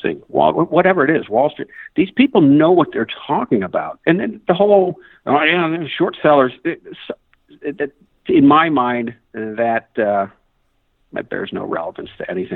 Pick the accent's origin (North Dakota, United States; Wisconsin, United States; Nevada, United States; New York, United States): New York, United States; Long Island; I was born in Long Island, grew up in Long Island, New York